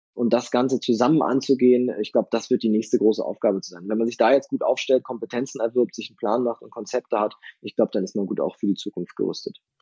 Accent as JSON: {"language": "German", "region": "Northern Germany", "country": "Germany", "also_born_or_lived": "Kiel", "moved": "yes", "lives_now": "Berlin, Germany", "said": "bin ich aber wirklich eindeutig Küste. Ich komme ja aus dem Norden"}